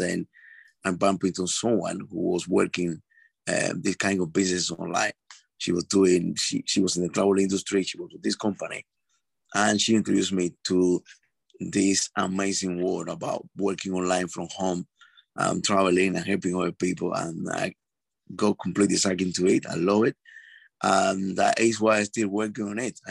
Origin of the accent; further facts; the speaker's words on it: Cuba; moved away as an adult; now in London, United Kingdom; I am originally from Cuba. I now based in the United Kingdom in London. I've been here for the last 20 years of my life.